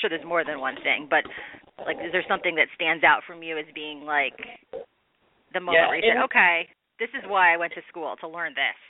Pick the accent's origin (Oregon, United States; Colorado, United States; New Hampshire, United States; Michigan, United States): Michigan, United States; I'm from Michigan